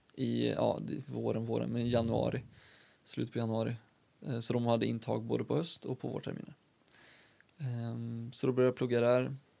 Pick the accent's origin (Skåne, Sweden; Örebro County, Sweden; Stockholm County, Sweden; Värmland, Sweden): Värmland, Sweden; Karlstad; also born or lived in Uddevalla; jag kom hit eh, när jag var liten, liten, liten. Ett år. Så sen är jag uppvuxen i Karlstad